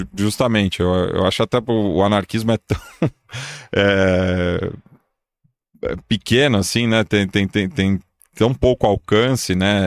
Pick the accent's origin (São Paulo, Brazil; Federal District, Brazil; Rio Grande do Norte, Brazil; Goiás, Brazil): São Paulo, Brazil; sou nascido e criado aqui há 37 anos